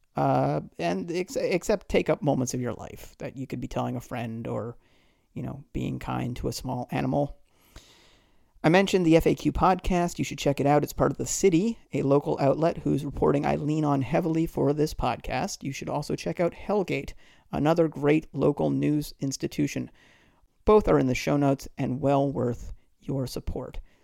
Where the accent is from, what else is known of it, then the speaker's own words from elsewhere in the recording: just outside of Boston, Massachusetts, United States; also born or lived in Detroit, Michigan / Queens, New York; now in New York, United States; I was born in nineteen seventy-eight in Detroit. I grew up just outside of Boston and have lived in Queens since two thousand and three.